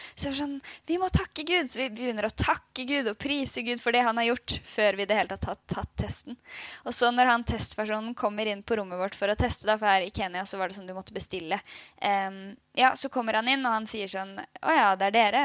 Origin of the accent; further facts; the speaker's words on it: Oslo, Norway; moved away as an adult; now in Bergen, Norway; Vi er jo begge fra Oslo